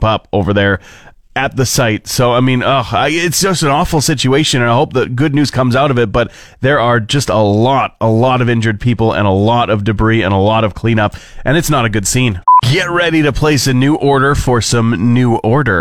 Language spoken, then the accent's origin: English; Fort McMurray, Alberta, Canada; moved away as an adult; also born or lived in Edmonton; when I moved out on my own from Fort McMurray into Capital City, into Edmonton